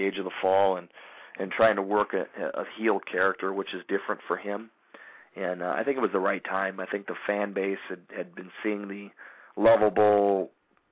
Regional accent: Chicago, Illinois, United States; I grew up in Chicago, love Chicago

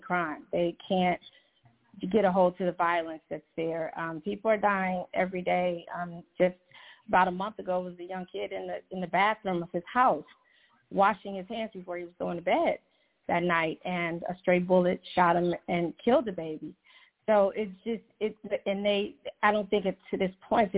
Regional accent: Chicago, Illinois, United States; now in Atlanta, United States; I live in the Atlanta area, but I'm originally from Chicago

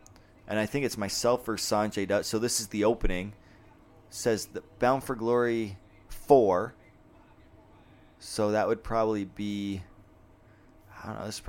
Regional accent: Canada; I'm the Canadian that they hate.

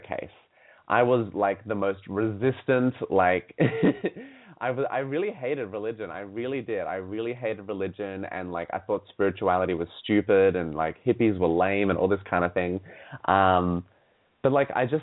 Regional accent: Sydney, New South Wales, Australia; I grew up in Sydney, Australia.

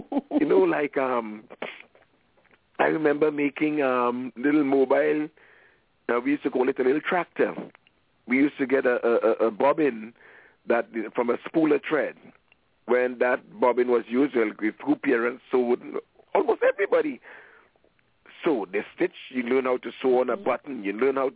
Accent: Trinidad & Tobago; moved away; I'm from Trinidad and Tobago

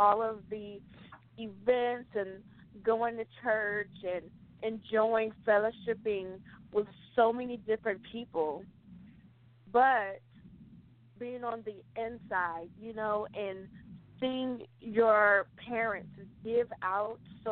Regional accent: Newport News, Virginia, United States; I was born and raised in Newport News, Virginia.

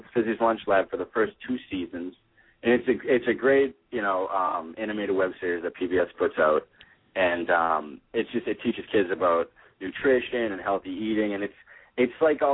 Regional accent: Boston, Massachusetts, United States; I'm from the Boston area. I live in Boston right now

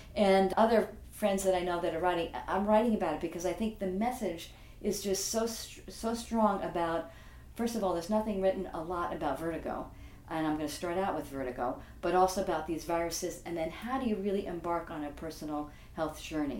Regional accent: Franklin Square, New York, United States; I grew up in Franklin Square, which is on Long Island in New York.

